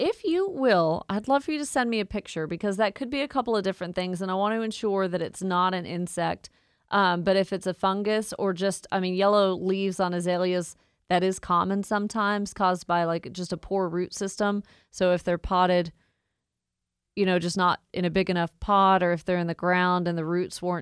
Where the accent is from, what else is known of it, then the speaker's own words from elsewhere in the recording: Woodstock, Georgia, United States; I grew up in Woodstock. I've never really left the state of Georgia